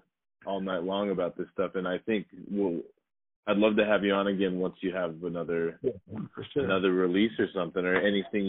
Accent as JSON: {"language": "English", "region": "Arizona", "country": "United States", "moved": "as an adult", "said": "I finally feel like I'm at peace with my home state"}